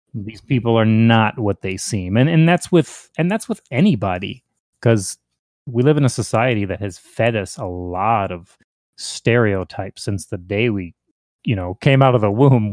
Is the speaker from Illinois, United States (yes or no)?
yes; Hinsdale, Illinois, United States; also born or lived in Indiana; now in Texas, United States; I was born in Hinsdale, Illinois, um, but I've been all over Chicago, mainly northern Illinois, into Indiana